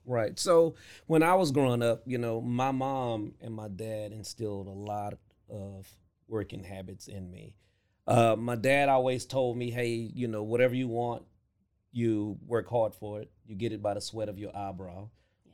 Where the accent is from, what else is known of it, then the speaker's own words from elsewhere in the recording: Louisiana, United States; growing up in Louisiana